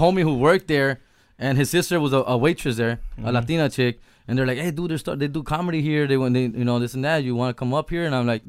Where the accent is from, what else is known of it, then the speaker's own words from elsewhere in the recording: Huntington Park, California, United States; Born and raised in Huntington Park, California. Mexican parents